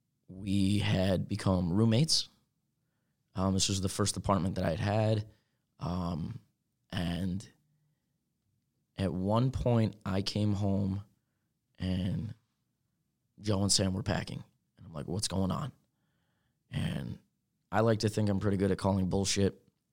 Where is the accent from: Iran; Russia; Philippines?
Philippines; I'm Filipino, and I didn't even know that.